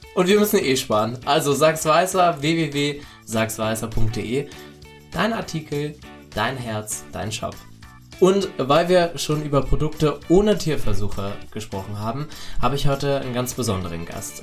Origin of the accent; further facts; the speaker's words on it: the East, eastern Germany, Germany; ich komme aus dem Osten, ich bin da groß geworden